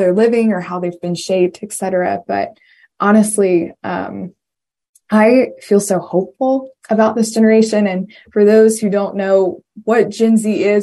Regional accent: Virginia, United States; also born or lived in Washington, District of Columbia, United States; I am from Virginia

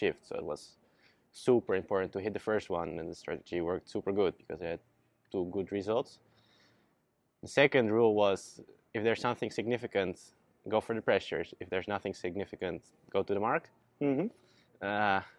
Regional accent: Zierikzee, Zeeland, Netherlands; I started sailing back in 2011 in my hometown Zierikzee, all the way in the south of Holland

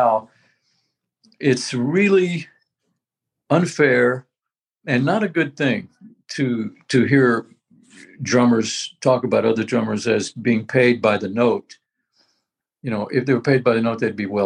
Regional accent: Tulsa, Oklahoma, United States; Tulsa, Oklahoma, my hometown

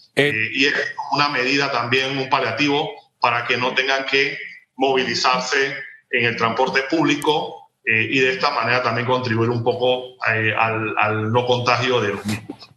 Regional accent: San Miguelito, Panama; Yo que soy de barrios populares, que todavía vivo en el distrito de San Miguelito

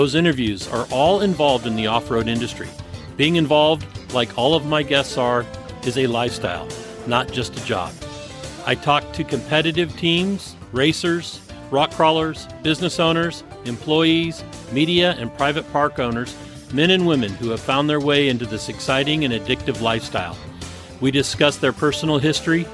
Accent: Northern California, United States; I was born in Northern California

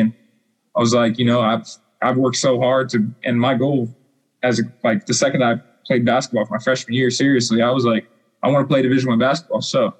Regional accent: La Junta, Colorado, United States; because I came from La Junta, Colorado, with, I don't even know, like, probably like 4,000 people.

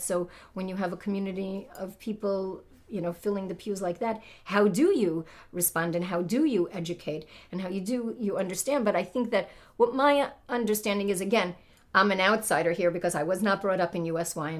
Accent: New York City, New York, United States; I was brought up in the Haredi community of Brooklyn, New York

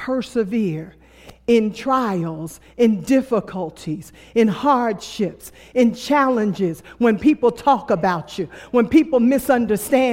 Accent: New York City, New York, United States; I was born and raised in Brooklyn, New York

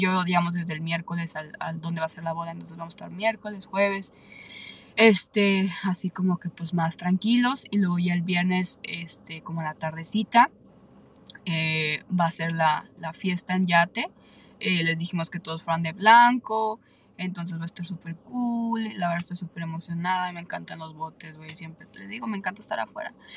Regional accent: Aguascalientes, Mexico; now in San Antonio, United States; yo soy de México, entonces claramente casi toda mi familia vive allá en México, yo soy de Aguascalientes

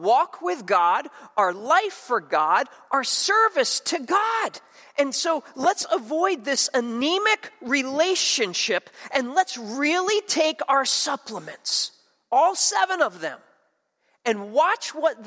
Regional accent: New Jersey, United States; moved away; Where I grew up in South Jersey

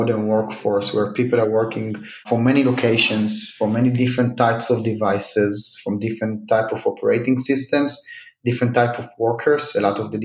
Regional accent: Rishon LeZion, Central District, Israel; now in Tel Aviv, Israel; I was born in Rishon LeZion, which is about 25 kilometers south of Tel Aviv, but always worked and kind of most of my life were around Tel Aviv

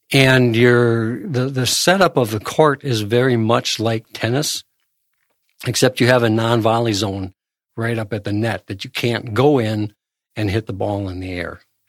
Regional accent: Arkansas, United States; I'm from Arkansas.

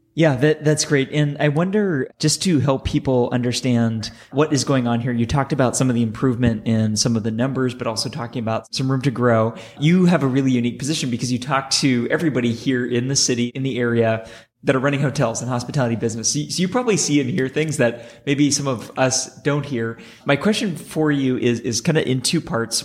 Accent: San Francisco, California, United States; here in my hometown

